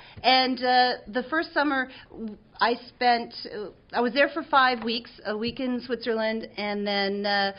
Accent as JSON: {"language": "English", "country": "Canada", "said": "as a Canadian, I'd never been to Europe before."}